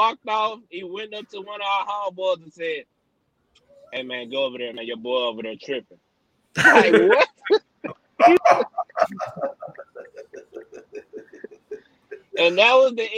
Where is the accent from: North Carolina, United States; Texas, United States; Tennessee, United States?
Tennessee, United States; Memphis; I'm from North Memphis, but at the time, nigga, I'm staying in East Memphis